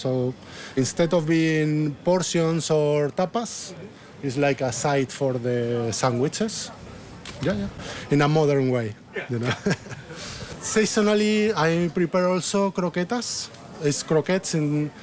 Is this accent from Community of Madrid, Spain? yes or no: yes; Madrid, Community of Madrid, Spain; English is a second language; moved away as an adult; now in Cambridge, United Kingdom; I came from Madrid, and I came here before I finished my studies